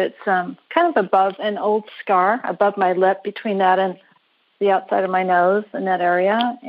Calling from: Carlsbad, California, United States; I'm calling from Carlsbad, California.

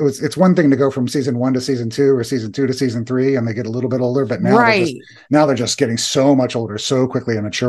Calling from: Germany; English is a second language

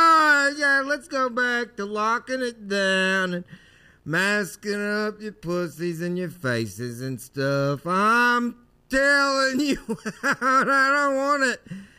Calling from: Omaha, Nebraska, United States; I'm from Omaha, Nebraska.

